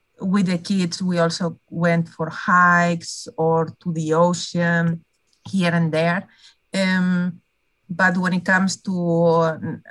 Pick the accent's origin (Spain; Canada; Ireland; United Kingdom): Spain; moved away as an adult; also born or lived in Netherlands / Boston; now in California, United States; growing up in Spain